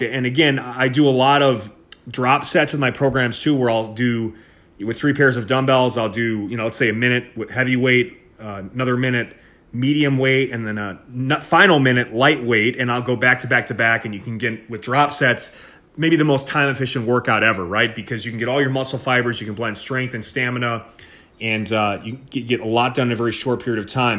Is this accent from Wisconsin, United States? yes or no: yes; Milwaukee, Wisconsin, United States; moved away as an adult; also born or lived in Pennsylvania; in Wisconsin, uh, born and raised. I'm from Milwaukee, Wisconsin